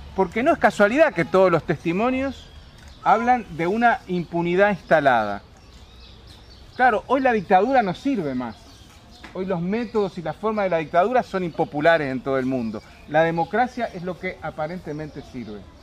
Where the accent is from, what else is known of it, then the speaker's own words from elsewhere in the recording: Uruguay; moved away; yo fui exiliado, soy uruguayo